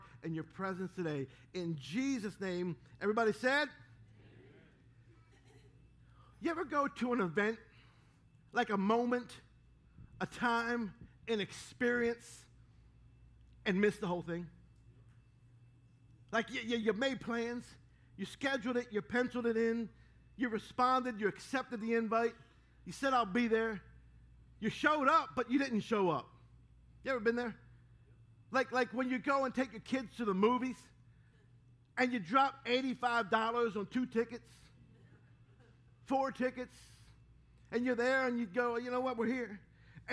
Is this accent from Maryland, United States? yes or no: yes; Baltimore, Maryland, United States; My brother and I, growing up in Baltimore